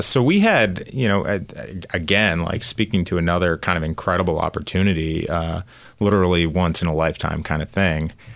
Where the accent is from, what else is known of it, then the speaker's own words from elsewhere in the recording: outside of Chicago, Illinois, United States; moved away as an adult; also born or lived in California; now in Philadelphia, United States; I grew up outside of Chicago